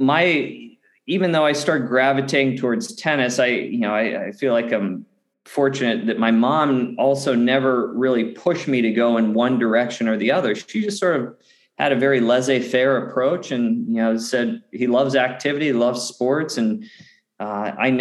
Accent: Pittsburgh, Pennsylvania, United States; I grew up in Western Pennsylvania in the outskirts of Pittsburgh

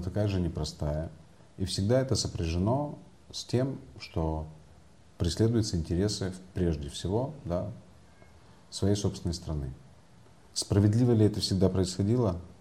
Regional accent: Crimea, Ukraine; moved away as an adult; now in Kyiv, Ukraine

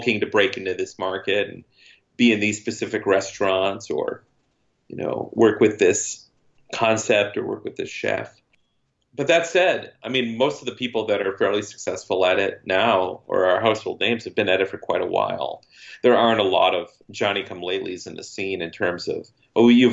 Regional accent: Hastings, Minnesota, United States; My hometown is getting a brewery this year

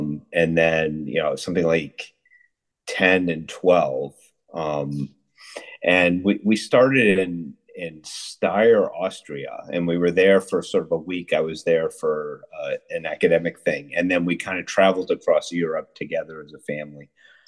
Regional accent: Connecticut, United States; moved away as an adult; also born or lived in Philadelphia, Pennsylvania / Wilton, Connecticut / Salisbury, Connecticut / Chicago; now in Wisconsin, United States; So I grew up in Connecticut. So we kind of moved from a bunch of different places in Connecticut. Actually, I lived in Philadelphia when I was very little. But then, and my parents kind of settled in Salisbury, Connecticut, which is the northwest corner of Connecticut. It's kind of it's the most rural part of Connecticut

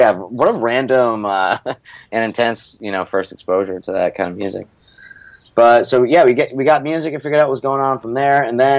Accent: Scranton, Pennsylvania, United States; one of the parts of growing up in Scranton is that it's not a suburb of any other major city

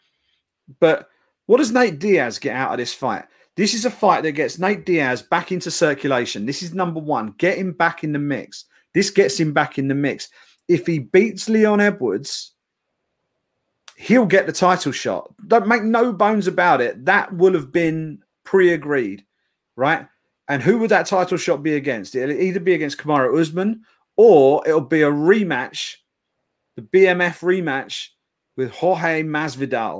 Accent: United Kingdom; we are the Brit pack

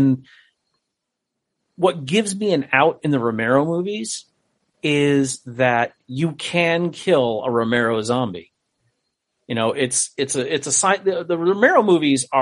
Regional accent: Connecticut, United States; moved away; I'm originally from Connecticut

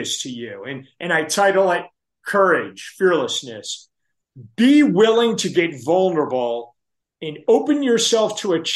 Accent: New Jersey, United States; I'm from New Jersey

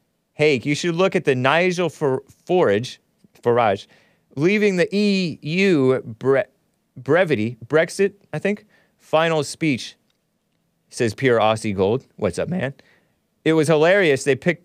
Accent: Temple City, California, United States; Did you know I grew up in Temple City, California? But I went to school in El Monte, which makes it sound more ghetto.

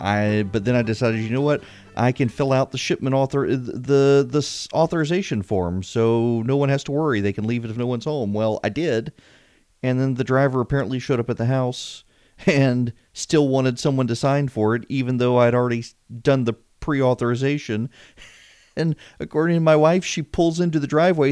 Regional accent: Louisiana, United States; now in Georgia, United States; I'm from Louisiana

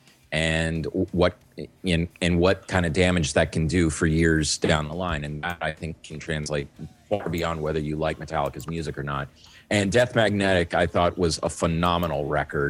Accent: New Orleans, Louisiana, United States; when I was growing up in New Orleans

